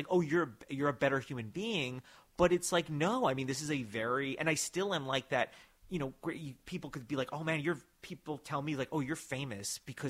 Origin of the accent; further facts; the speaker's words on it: New York, United States; also born or lived in New Jersey; Because, all right, I grew up in New York, and I was, you know, born in New Jersey, and I've always lived about an hour outside of the city.